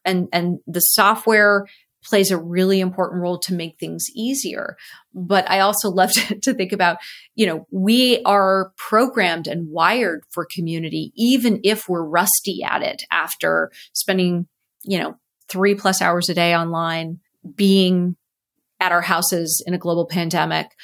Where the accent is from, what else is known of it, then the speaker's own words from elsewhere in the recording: Cupertino, California, United States; So I grew up in Cupertino